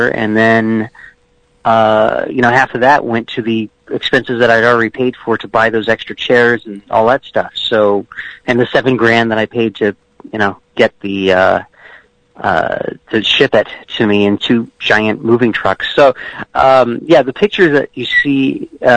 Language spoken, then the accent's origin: English; Memphis, Tennessee, United States; I grew up in Memphis